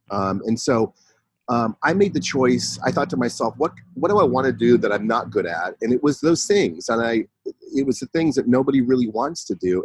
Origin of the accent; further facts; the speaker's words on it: San Francisco Bay Area, California, United States; also born or lived in Los Angeles; I I grew up in the San Francisco Bay Area